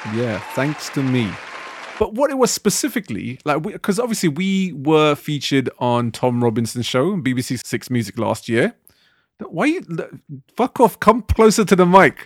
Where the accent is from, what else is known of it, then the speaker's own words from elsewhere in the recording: Southall, London, United Kingdom; growing up in Southall